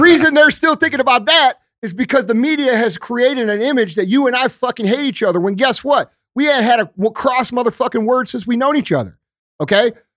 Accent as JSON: {"language": "English", "town": "St. Louis", "region": "Missouri", "country": "United States", "said": "I come from Saint Louis"}